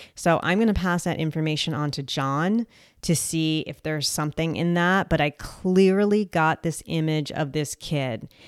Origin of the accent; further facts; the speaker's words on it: New Jersey, United States; also born or lived in Colombia; I am from New Jersey